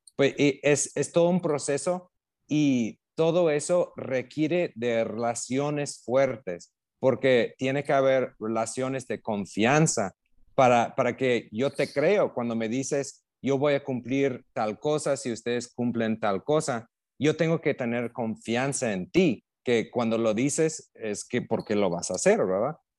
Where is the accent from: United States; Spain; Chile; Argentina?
United States; Illinois; Spanish is a second language; moved away as an adult; also born or lived in Mexico / Pakistan / Cambodia / Vietnam; now in Central America; Soy de Illinois, nací en Illinois. Ya, Básicamente un, campo de maíz, o sea, era un pueblo chiquitito, nada que ver con Chicago